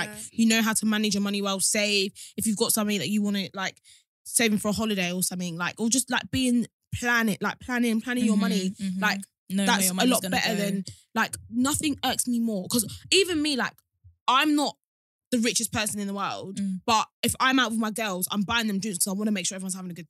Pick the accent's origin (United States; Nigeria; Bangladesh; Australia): Nigeria; is that just a Nigerian thing? Because we're both Nigerian and I've never done that.